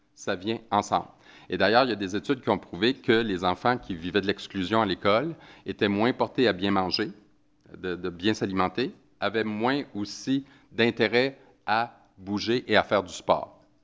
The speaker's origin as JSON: {"language": "French", "region": "Quebec", "country": "Canada", "said": "j'ai un accent, alors euh, ça se peut que des fois vous compreniez pas trop ce que je dis, ça se peut parce que des fois on a des expressions au Québec qui euh, ne sont pas les mêmes que, chez vous."}